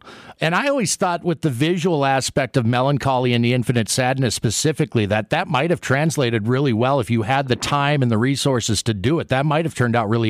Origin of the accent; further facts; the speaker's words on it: Minneapolis, Minnesota, United States; my hometown of Minneapolis